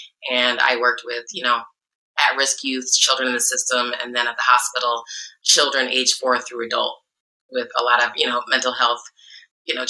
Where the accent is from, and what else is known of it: Iowa, United States; also born or lived in Chicago, Illinois; now in California, United States